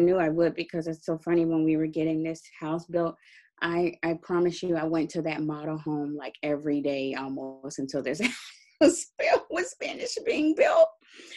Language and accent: English; Dallas, Texas, United States; moved away as an adult; also born or lived in California; I'm originally from Texas, Dallas, Texas.